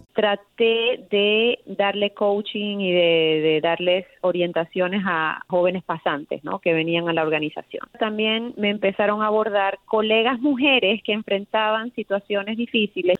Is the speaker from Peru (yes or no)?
no; Venezuela; now in United States; yo soy venezolana americana